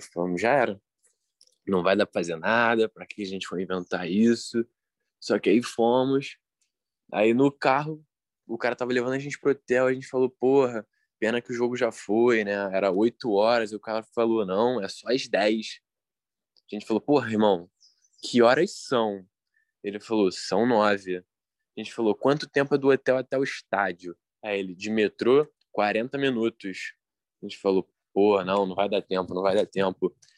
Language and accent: Portuguese; Brazil; A gente é brasileiro